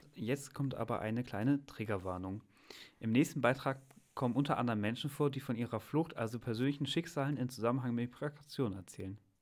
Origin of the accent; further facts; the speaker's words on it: Hamburg, Germany; moved away as an adult; now in Göttingen, Germany; in Hamburg, äh, meiner Heimatstadt